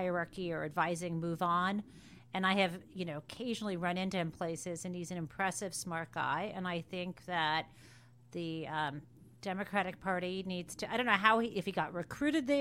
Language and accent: English; Michigan, United States; I come from Michigan